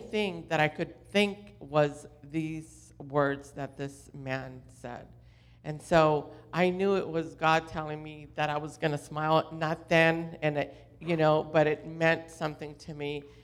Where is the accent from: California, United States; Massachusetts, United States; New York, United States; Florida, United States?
California, United States; Orange County; I grew up in Orange County